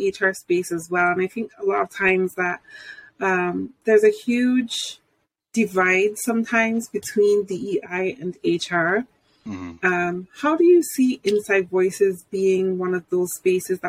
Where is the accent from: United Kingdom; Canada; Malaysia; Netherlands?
United Kingdom; I'm British